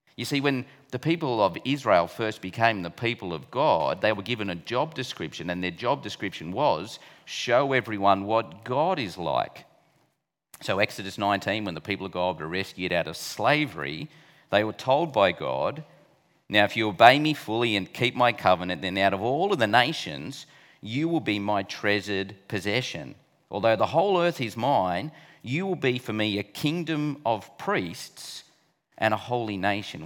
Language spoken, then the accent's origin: English; Australia; as an Aussie